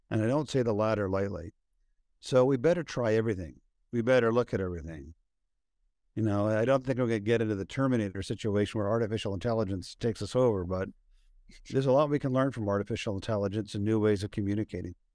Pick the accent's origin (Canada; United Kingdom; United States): United Kingdom; London; It's one of my really good friends from Oxford was with me over the weekend, and I was from London